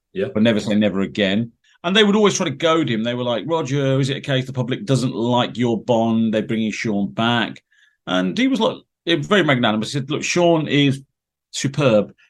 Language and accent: English; Peterborough, East of England, United Kingdom; I born and bred in Peterborough, lived here all my life